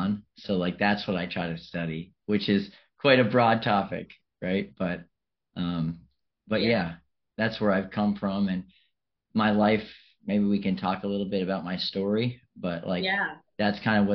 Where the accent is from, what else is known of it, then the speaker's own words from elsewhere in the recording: Revere, Massachusetts, United States; also born or lived in Melrose, Massachusetts / Chelsea, Massachusetts / Africa; I come from Massachusetts and an area outside of Boston, and I was born in Melrose, and I grew up in Revere in Chelsea until I was like in elementary school